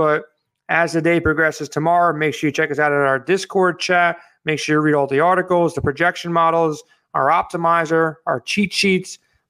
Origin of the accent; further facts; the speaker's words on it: New York, United States; I'm from New York.